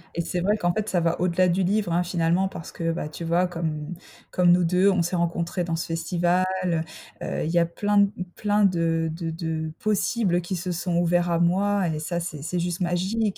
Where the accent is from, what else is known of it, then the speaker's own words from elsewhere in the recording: France; also born or lived in Freiburg, Germany / Mulhouse, Alsace; je suis française